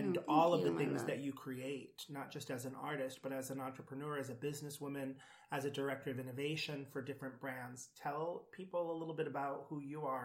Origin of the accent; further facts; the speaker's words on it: Providence, Rhode Island, United States; I grew up in Providence, Rhode Island, and growing up in the smallest state